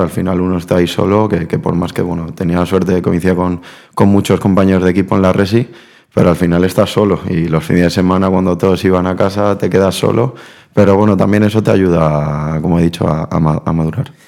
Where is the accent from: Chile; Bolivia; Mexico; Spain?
Spain; Valencia, Valencian Community; accent: Valencian; also born or lived in Buenos Aires, Argentina; nací en Argentina, lo que pasa que, que bueno, me vine con dos años a Valencia y prácticamente aprendí a hablar aquí. Entonces el acento argentino no lo tengo